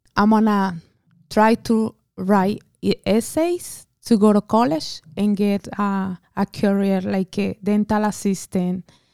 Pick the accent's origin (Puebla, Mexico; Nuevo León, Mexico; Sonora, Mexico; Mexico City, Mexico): Mexico City, Mexico; English is a second language; moved away as an adult; I'm from Mexico City. I came when I was eighteen years old